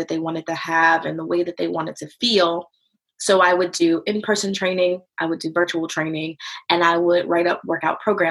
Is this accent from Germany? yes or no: no; Virginia, United States; moved away as an adult; now in North Carolina, United States; I'm originally from Virginia